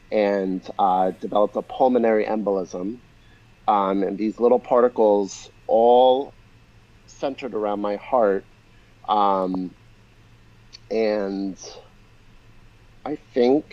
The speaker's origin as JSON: {"language": "English", "region": "New York", "country": "United States", "tie": "born or raised there"}